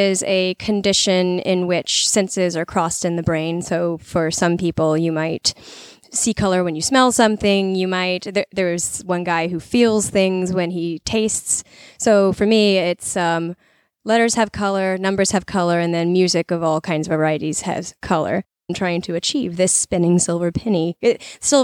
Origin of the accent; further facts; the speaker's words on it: Alabama, United States; now in Roanoke, United States; I am from Alabama